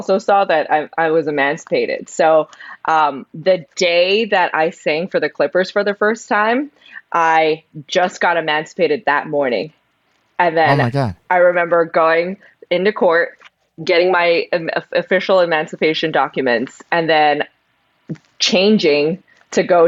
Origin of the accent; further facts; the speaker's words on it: San Gabriel, California, United States; I grew up in California, the LA area.